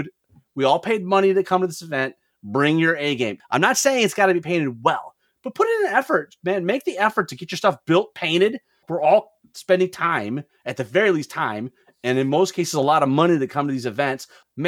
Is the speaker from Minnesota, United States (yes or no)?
no; Lansing, Michigan, United States; Oh, good, because I mean, Lansing's my hometown.